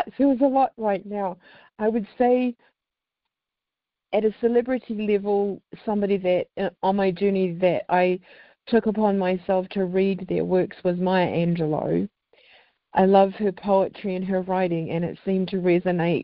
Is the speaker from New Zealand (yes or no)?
yes; New Zealand; now in Salt Lake City, United States; I'm originally from New Zealand